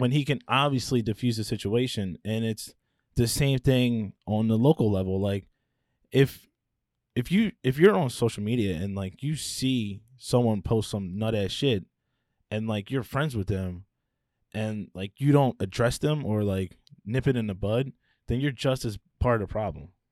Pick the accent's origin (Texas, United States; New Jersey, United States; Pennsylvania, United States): Pennsylvania, United States; Philadelphia; I grew up in Philly, right? A lot of my life, I lived in the suburbs